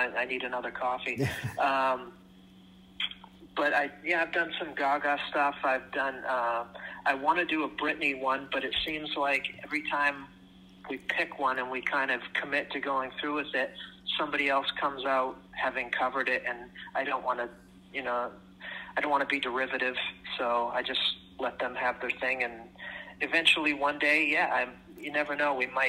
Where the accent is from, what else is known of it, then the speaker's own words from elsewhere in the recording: Orlando, Florida, United States; now in Canada; I'm from Florida originally.